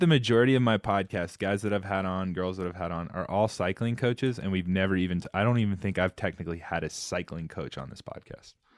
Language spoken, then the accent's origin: English; South Carolina, United States; moved away as an adult; now in Colorado Springs, United States; I'm from South Carolina.